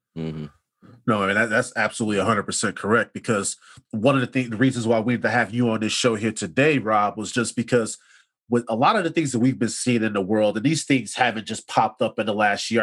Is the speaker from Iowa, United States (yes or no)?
no; Chicago, Illinois, United States; we're growing up on the South Side